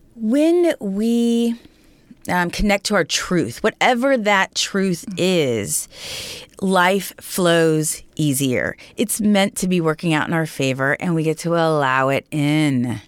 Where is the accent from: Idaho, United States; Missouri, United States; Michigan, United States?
Missouri, United States; Raytown; I come from Raytown, Missouri. So just a suburb of Kansas City